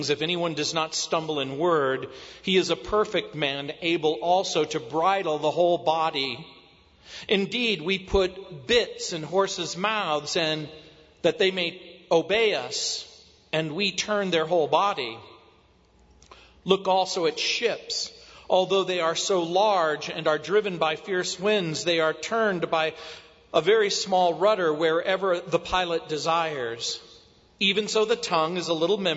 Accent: New Orleans, Louisiana, United States; moved away; also born or lived in the South; I was born in New Orleans and spent a lot of my youth going back and forth in the South.

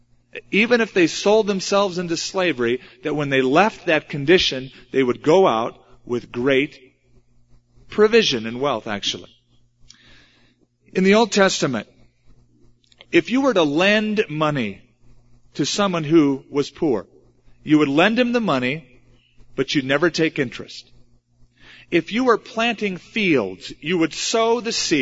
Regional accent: California, United States; now in Albuquerque, United States; I'm from California.

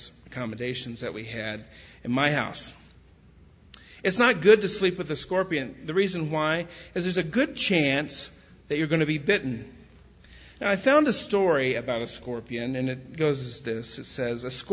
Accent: West Texas, United States; I grew up in West Texas

